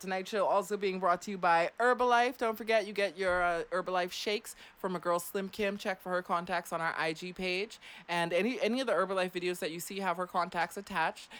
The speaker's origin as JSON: {"language": "English", "town": "Clearwater", "region": "Florida", "country": "United States", "tie": "born or raised there", "also_born_or_lived": "Germany", "said": "I grew up in Clearwater, Florida"}